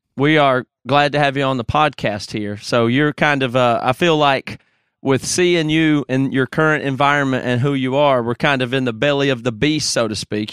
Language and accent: English; Greer, South Carolina, United States; accent: Southern